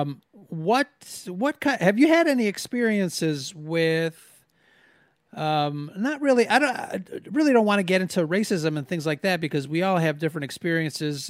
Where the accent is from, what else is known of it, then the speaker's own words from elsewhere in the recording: United States; being Mexican American, it's something that growing up mostly kind of you know not not really super mexican um i was more uh, i i guess the term is i was americanized i mean i was born here